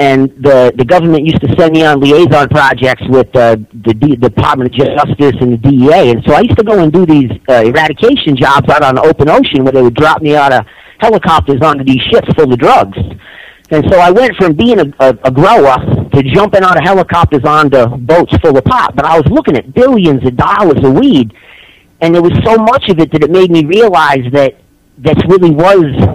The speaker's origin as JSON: {"language": "English", "town": "Warwick", "region": "Rhode Island", "country": "United States", "tie": "born or raised there", "moved": "as an adult", "lives_now": "Humboldt County, United States", "said": "I'm from Rhode Island"}